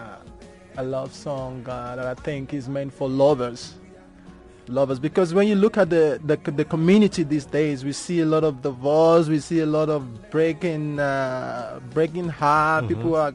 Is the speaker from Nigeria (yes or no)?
yes; Lagos, Nigeria; I'm from Lagos, so Lagos, Nigeria.